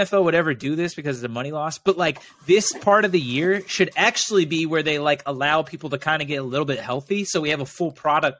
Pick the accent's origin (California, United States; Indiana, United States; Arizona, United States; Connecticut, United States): Indiana, United States; I grew up in Indiana.